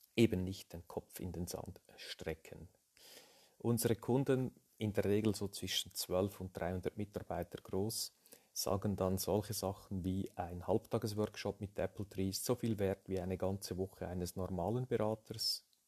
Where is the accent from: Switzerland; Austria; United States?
Switzerland; Lucerne; Ich bin aus der Schweiz, wie man hört, äh, aus Luzern, geboren in einer Unternehmerfamilie